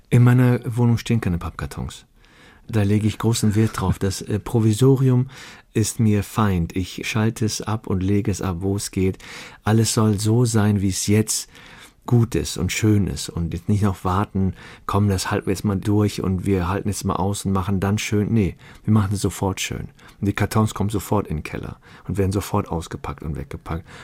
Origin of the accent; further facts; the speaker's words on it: Chorweiler, North Rhine-Westphalia, Germany; ich bin in Chorweiler zur Schule gegangen, ich bin morgens raus, mein, mein älterer Bruder, der drei Jahre älter ist, ging, ich ging dann und so in der Schule